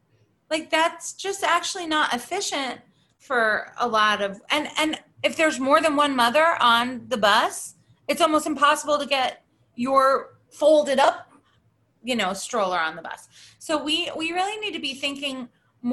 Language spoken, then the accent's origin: English; Rochester, New York, United States; I grew up in Rochester, New York.